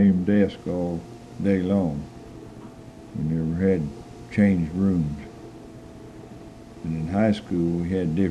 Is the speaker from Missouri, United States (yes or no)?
yes; Marceline, Missouri, United States; I was born in Marcellin, Missouri